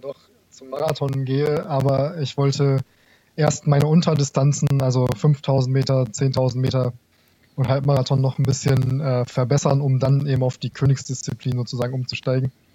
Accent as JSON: {"language": "German", "town": "Garrel", "region": "Lower Saxony", "country": "Germany", "moved": "as an adult", "lives_now": "Kassel, Germany", "said": "Ich komme ursprünglich aus dem Landkreis Kloppenburg. Der Ort heißt Garrel, kennt wahrscheinlich niemand."}